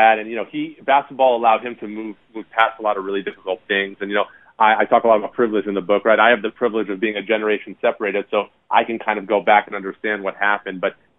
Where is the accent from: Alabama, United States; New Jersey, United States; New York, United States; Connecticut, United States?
New Jersey, United States; now in Milwaukee, United States; It was important because I grew up in Northern New Jersey.